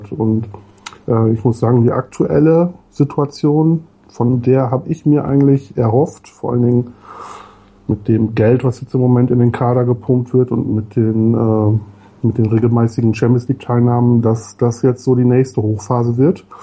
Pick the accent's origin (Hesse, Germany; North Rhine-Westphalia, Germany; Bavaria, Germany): North Rhine-Westphalia, Germany; Leverkusen; also born or lived in Münsterland; weil ich auch aus der Ecke, in der Ecke groß geworden bin, ähm, aus Bayer Leverkusen gekommen. Das war, glaube ich, so um den Zeitpunkt, als wir aus der Ecke weggezogen sind. Meine Eltern sind irgendwann wieder zurück in ihre Heimat gezogen, ins schöne Münsterland.